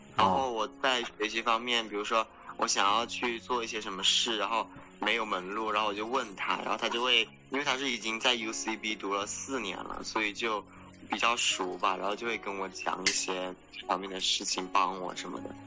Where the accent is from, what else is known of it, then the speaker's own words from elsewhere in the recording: China; moved away as an adult; now in California, United States; 虽然我是个中国人，就是我看起来是个亚，亚洲人